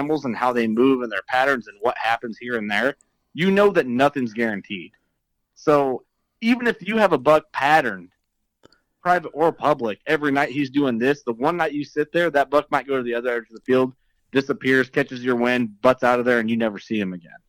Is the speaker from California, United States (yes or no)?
no; northwest central Illinois, United States; I grew up in Illinois, nor like central, like northwest central Illinois